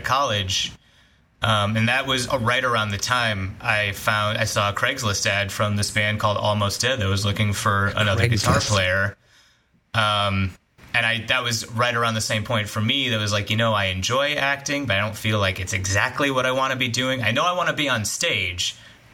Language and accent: English; Chicago, Illinois, United States; moved away; I'm from Chicago originally